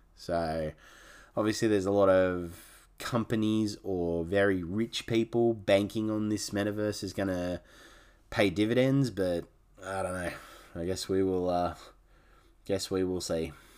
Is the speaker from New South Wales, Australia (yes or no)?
no; Canberra, Australian Capital Territory, Australia; growing up in Canberra, we used to catch the bus to the Woden shopping centre